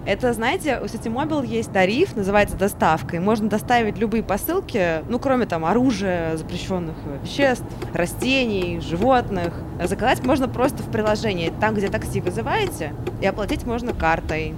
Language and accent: Russian; Samara, Samara Oblast, Russia; now in Moscow, Russia; Я вот просто из Самары сама